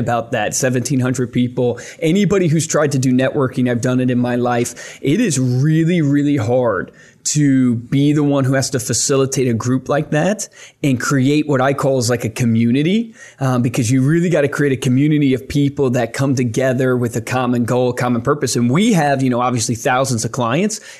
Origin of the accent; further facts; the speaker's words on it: Virginia, United States; I grew up in Virginia